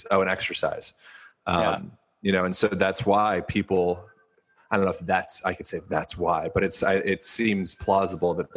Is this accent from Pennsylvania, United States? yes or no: yes; Lancaster, Pennsylvania, United States; moved away; also born or lived in Hawaii; I grew up in Lancaster, Pennsylvania